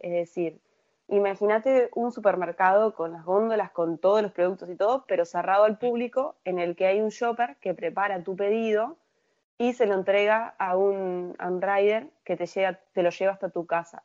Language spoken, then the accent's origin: Spanish; Uruguay; como uruguaya yo me crié, viví toda mi vida acá